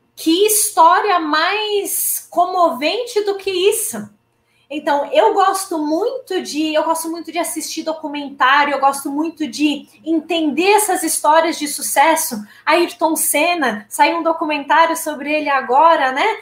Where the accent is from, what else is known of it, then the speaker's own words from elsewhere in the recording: interior of Paraná, Brazil; moved away; eu sou VIP, que é vim do interior do Paraná.